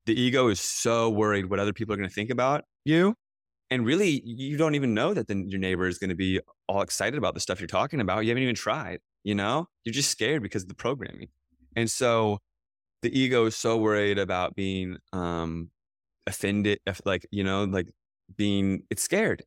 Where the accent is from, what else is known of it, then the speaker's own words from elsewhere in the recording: United States; I grew up outside of Washington, D C